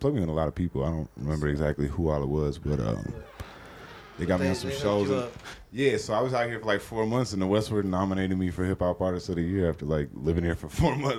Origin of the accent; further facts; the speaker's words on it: Austin, Texas, United States; moved away as an adult; also born or lived in Oregon; now in Denver, United States; I'm from Oregon originally, but I grew up in Austin, Texas. So I lived there for like the majority of my life, through middle school up until adulthood. And then I moved here like, damn, almost 9 years ago now.